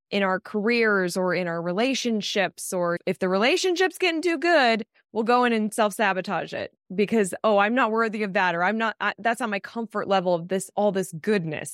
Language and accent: English; Colorado, United States; I grew up in Colorado